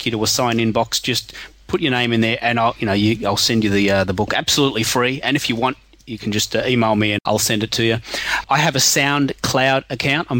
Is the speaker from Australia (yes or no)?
yes; Australia; I'm from Aussie